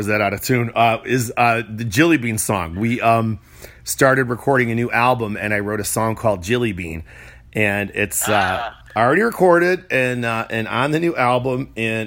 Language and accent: English; Chicago, Illinois, United States; moved away; I was born and raised in Chicago.